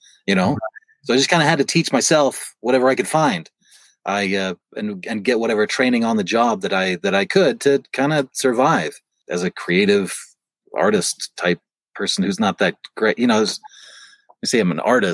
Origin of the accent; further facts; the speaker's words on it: Utah, United States; I was from Utah